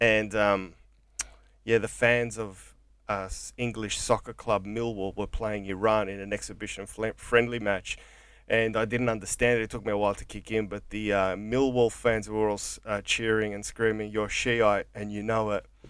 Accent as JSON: {"language": "English", "town": "Coburg", "region": "Victoria", "country": "Australia", "tie": "born or raised there", "said": "growing up in Coburg"}